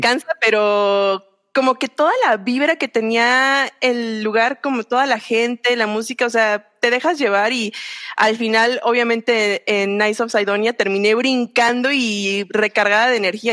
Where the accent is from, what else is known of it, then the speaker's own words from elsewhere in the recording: Metepec, State of Mexico, Mexico; yo soy de, de Metepec